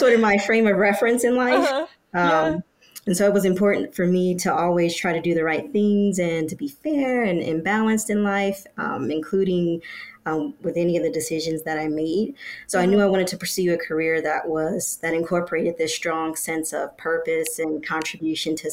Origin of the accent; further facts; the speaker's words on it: Detroit, Michigan, United States; We were growing up in Detroit, Michigan.